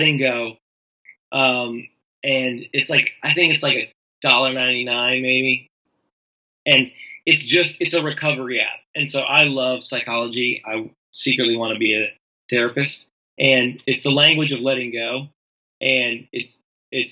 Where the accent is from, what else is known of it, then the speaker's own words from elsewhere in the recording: Tennessee, United States; I'm from Tennessee. We do a lot of fire pits around here.